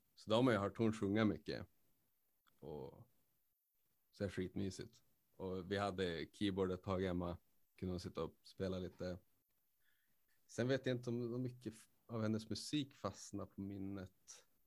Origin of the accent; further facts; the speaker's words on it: Skellefteå, Västerbotten County, Sweden; now in Umeå, Sweden; Skellefteå, mm. born and raised